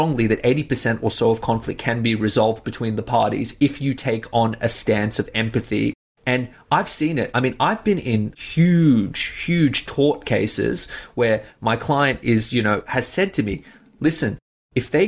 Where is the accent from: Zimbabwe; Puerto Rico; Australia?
Australia; also born or lived in Iran; I'm a first generation Australian, and you know, my family came here from Iran when we were fairly young. And growing up in Australia